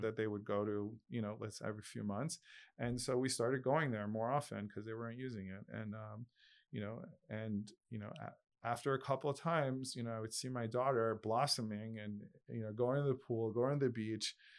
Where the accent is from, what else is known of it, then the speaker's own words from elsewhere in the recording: Long Island, New York, United States; moved away as an adult; also born or lived in Brooklyn, New York; now in Miami, United States; I was born in Brooklyn, I grew up in Long Island, um, in a middle class family